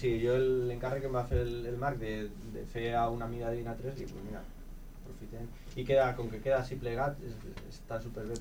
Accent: Zamora, Castile and León, Spain; now in Lleida, Spain; jo no sóc de Lleida, eh? jo sóc de Zamora

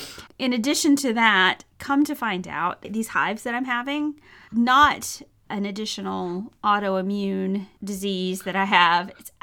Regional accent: United States; And because I'm very American in this, like, before I bother a doctor

